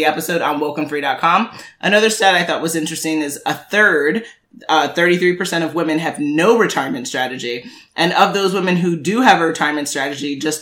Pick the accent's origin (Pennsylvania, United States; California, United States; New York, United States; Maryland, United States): New York, United States; New York City; I'm born and raised in Manhattan